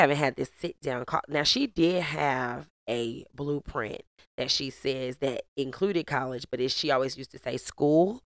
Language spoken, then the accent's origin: English; St. Louis, Missouri, United States; I grew up in Saint Louis, Missouri, three one four